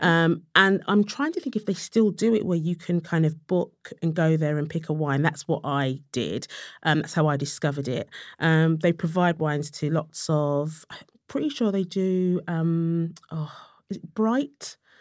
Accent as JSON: {"language": "English", "region": "London", "country": "United Kingdom", "said": "I was from Tottenham"}